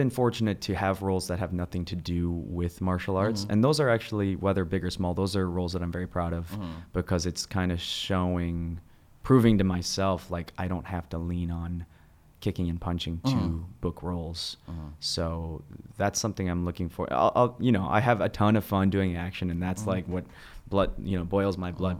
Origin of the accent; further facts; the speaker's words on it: Midwest, United States; I come from the Midwest, so I used to have, like, this angst, like, oh, well, people are making a certain comment or a certain action towards me because I'm Asian American